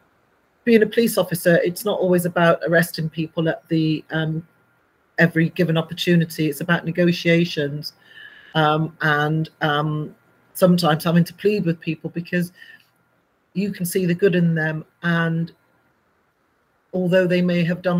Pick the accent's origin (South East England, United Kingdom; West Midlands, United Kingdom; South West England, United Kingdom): South West England, United Kingdom; Bristol; I grew up in Bristol